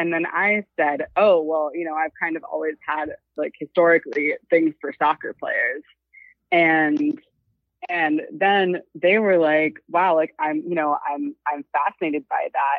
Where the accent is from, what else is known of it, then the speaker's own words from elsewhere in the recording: California, United States; I'm from California.